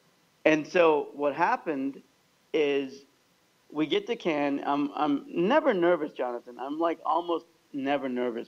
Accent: Kansas, United States; moved away; a slightly disabled Pakistani kid growing up in Kansas

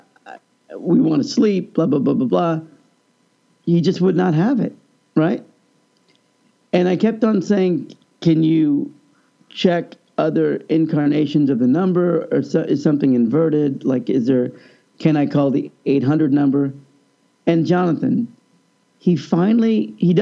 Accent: Kansas, United States; moved away; also born or lived in Austin, Texas; I grew up in Kansas.

